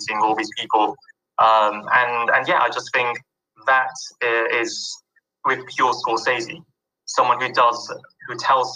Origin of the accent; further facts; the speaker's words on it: London, United Kingdom; I grew up in London